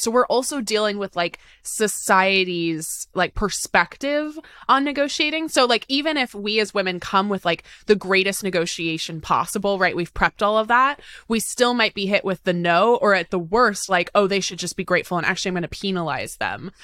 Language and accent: English; Tacoma, Washington, United States; also born or lived in Seattle; I was raised in Tacoma, which is about an hour outside of Seattle.